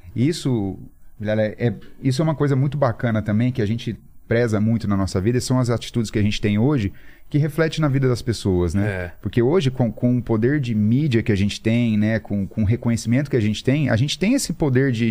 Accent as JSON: {"language": "Portuguese", "town": "Campo Grande", "region": "Mato Grosso do Sul", "country": "Brazil", "tie": "born or raised there", "said": "eu sou nascido em Campo Grande, no Mato Grosso do Sul."}